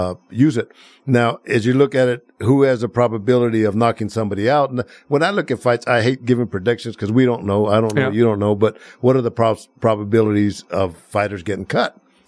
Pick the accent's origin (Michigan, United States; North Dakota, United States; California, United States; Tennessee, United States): California, United States; Planada; I make it known that I'm from the San Joaquin Valley. I know. Planada.